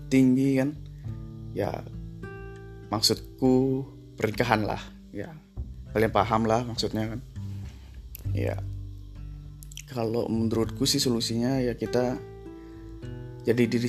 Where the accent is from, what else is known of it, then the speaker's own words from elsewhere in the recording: Bali, Indonesia; Orang kita dari Bali juga.